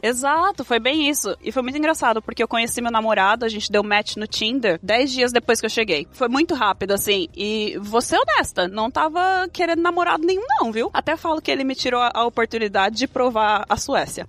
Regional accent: Diadema, São Paulo, Brazil; moved away as an adult; now in Sweden; Nascida e criada em Diadema, São Paulo.

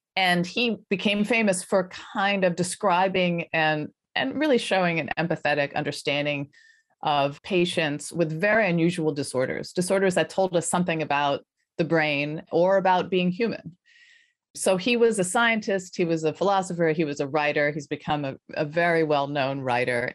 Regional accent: Colorado, United States; moved away as an adult; also born or lived in Philadelphia, Pennsylvania / New York; I grew up in Colorado, in the foothills of Colorado, so pretty rural, suburban

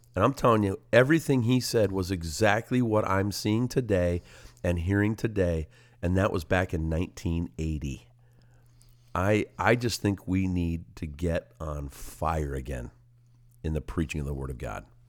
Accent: Simcoe, Ontario, Canada; Simcoe, my hometown

